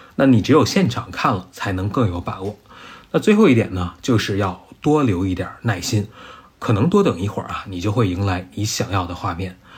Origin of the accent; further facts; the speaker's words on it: Beijing, China; 一个从小在北京、在平原长大的人